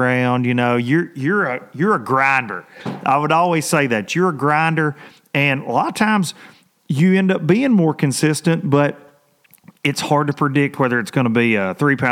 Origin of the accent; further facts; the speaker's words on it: United States; growing up on the Tennessee River like I have